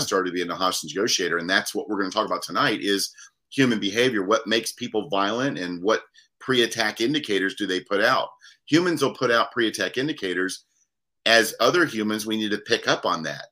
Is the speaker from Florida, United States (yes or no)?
yes; Daytona Beach, Florida, United States; now in Lynchburg, United States; born and raised in Daytona Beach, Florida